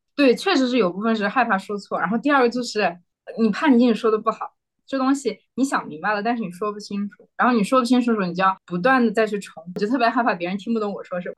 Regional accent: Xinjiang, China; moved away as an adult; also born or lived in Beijing; now in Singapore; 我是新疆人

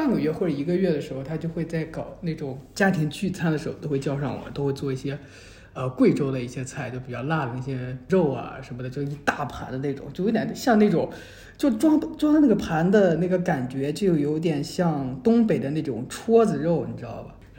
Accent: Taichung, Taiwan; 我们这边我们台中人都听他们叫 seven。

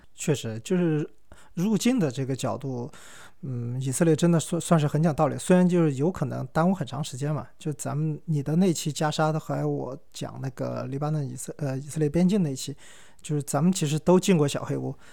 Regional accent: China; 我是中国人

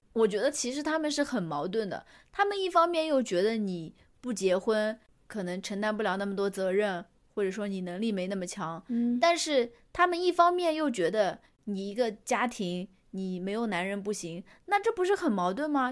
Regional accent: Chengdu, Sichuan, China; moved away; 我当时在成都工作嘛

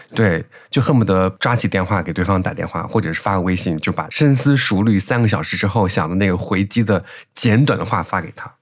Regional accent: Henan, China; accent: Henan dialect; 可能你平常听我说河南话也听习惯了，我一讲普通话就是温柔的

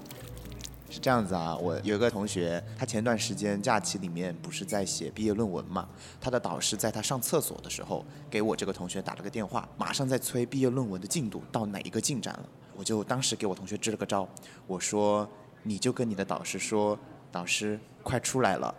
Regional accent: Guizhou, China; accent: Guizhou dialect; 我们家乡话那边他念不标准，很多人他的鼻音和边音他是分不清楚的，所以用贵州话

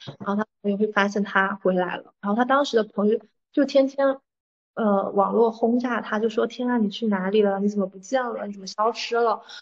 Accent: Fujian, China; 我是闽南人

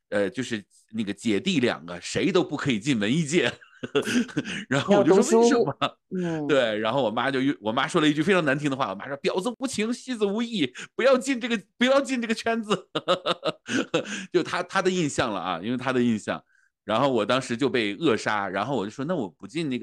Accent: Northeast China, China; 我们北方人就是东北人，我而且我们在东北长大，就是要点一桌子菜

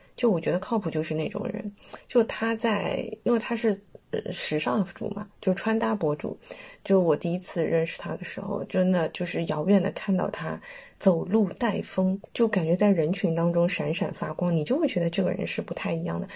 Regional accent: China; 我们是中国来的

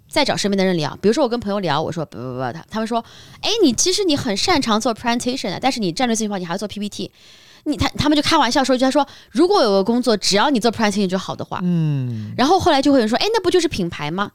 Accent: Shanghai, China; 像我是在上海长大的

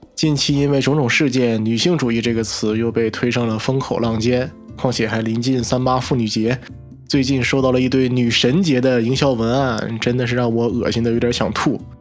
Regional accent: Northeast China, China; 我是一个东北人

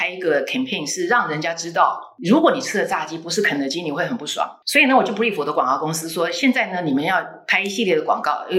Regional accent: Taiwan; 而且我们台湾人在中秋节的时候送蛋挞，

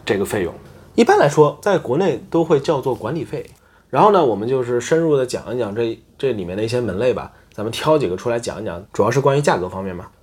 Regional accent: southern China, China; now in Osaka, Japan; 我们南方，我们那边叫临盆头

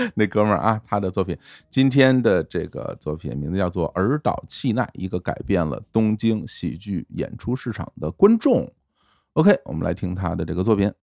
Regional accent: Beijing, China; accent: heavy Beijing accent; 我们就是北京口音很重一点儿

